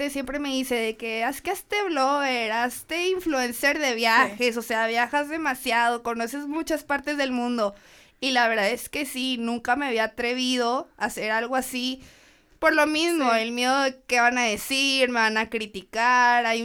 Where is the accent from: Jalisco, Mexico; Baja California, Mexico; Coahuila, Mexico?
Coahuila, Mexico; Torreón; moved away as an adult; now in Monterrey, Mexico; Ok, yo soy de Torreón, Coahuila, lagunera. Sí, por siempre.